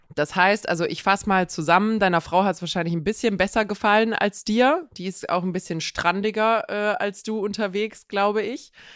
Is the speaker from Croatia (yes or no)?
yes; Croatia; moved away